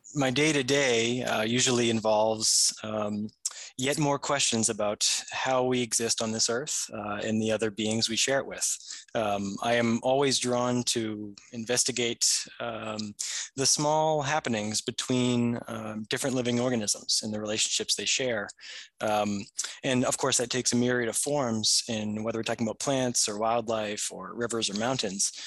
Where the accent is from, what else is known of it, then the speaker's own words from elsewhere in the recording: New Hampshire, United States; I grew up in New Hampshire, uh, for the most of my life as a child